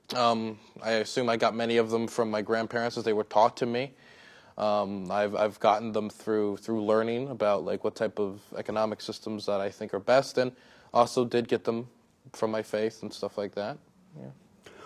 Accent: Prince George's County, Maryland, United States; I grew up in Prince George's County, Maryland

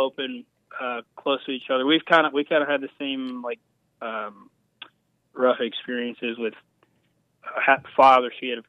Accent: Florida, United States; moved away; No, I moved out in 2022. So I'm from Florida.

